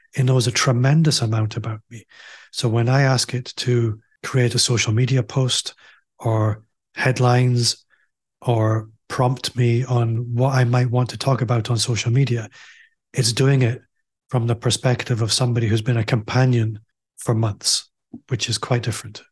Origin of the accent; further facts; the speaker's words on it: Aberdeen, Scotland, United Kingdom; moved away as an adult; now in Glasgow, United Kingdom; I'm also from Aberdeen, as you might be able to tell if you're listening